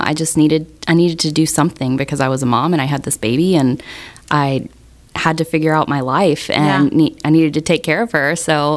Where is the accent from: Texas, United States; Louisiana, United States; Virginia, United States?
Texas, United States; Galveston; also born or lived in Round Rock, Texas; I grew up in Galveston, and I went to cosmetology school in Round Rock, Texas